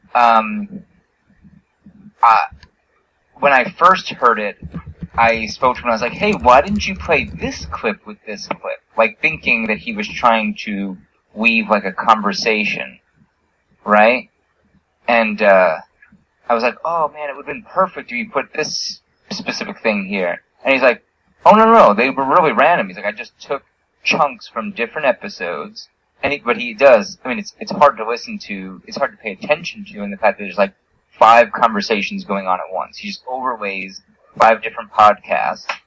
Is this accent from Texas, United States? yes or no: no; New York, United States; I grew up in New York, the closest place you could gamble was Atlantic City, New Jersey